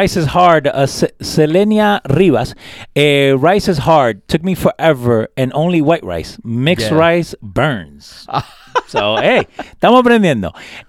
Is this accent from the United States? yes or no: no; Argentina; moved away; also born or lived in Puerto Rico; what I grew up with in Argentina, mm-hmm. and even here, because my parents, you know, they cooked Argentinian food.